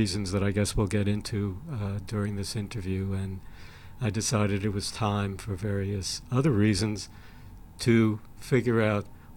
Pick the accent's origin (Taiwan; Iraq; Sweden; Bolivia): Sweden; I was born in Sweden